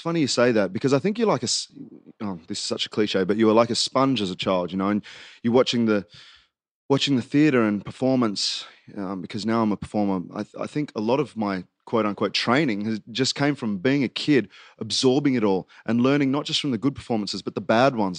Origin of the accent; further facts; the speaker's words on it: Queanbeyan, New South Wales, Australia; also born or lived in Canberra; I was born in Barral Hospital, um, and then moved to Queanbeyan when I was three years old